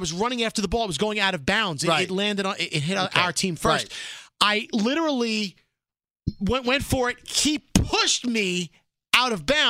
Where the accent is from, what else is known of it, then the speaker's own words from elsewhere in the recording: New York City, New York, United States; Bald Freak Ronnie and I, we grew up in Brooklyn